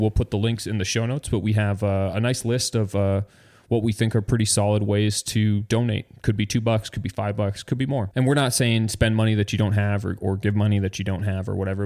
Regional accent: Canada; I'm Canadian

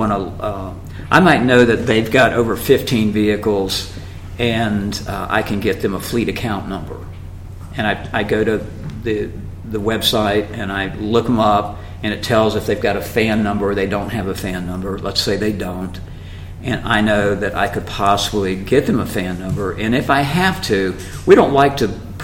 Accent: Jacksonville, Florida, United States; I had a dealership in my hometown, Jacksonville, Florida

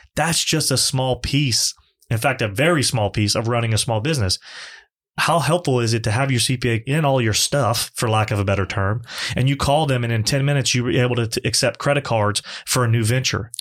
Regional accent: Lafayette, Louisiana, United States; born or raised there; also born or lived in Morgan City, Louisiana / Baton Rouge, Louisiana

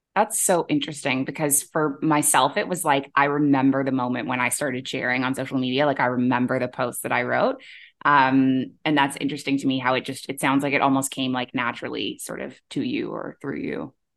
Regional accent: Canada; moved away as an adult; also born or lived in Middle East; now in Bali, Indonesia; I'm a Canadian who moved across the world to the Middle East at age twenty-three, and I never went back.

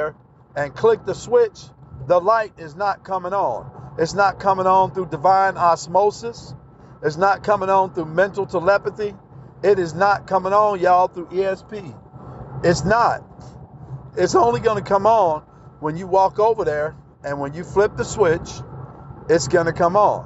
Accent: Texas, United States; I'm from Texas

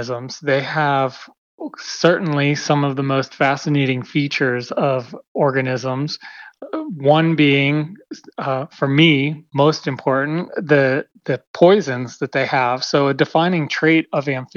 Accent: Western Pennsylvania, United States; now in California, United States; I grew up in Pennsylvania, Western Pennsylvania, very rural part of the state

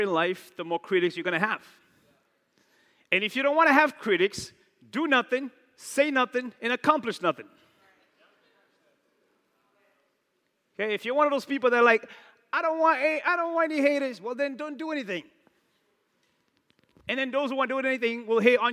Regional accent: New Bedford, Massachusetts, United States; I'm from New Bedford

